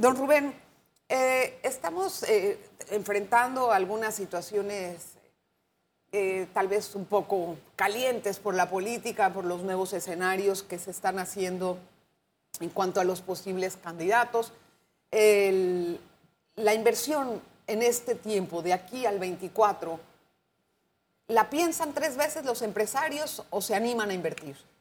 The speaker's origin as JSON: {"language": "Spanish", "country": "Panama", "said": "Ya sabe cómo somos los panameños"}